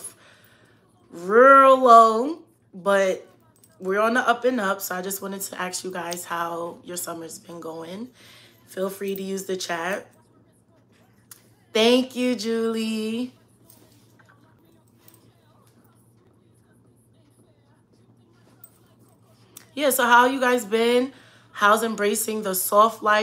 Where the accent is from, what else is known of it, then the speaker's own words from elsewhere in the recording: New York City, New York, United States; moved away as an adult; Southside Jamaica, Queens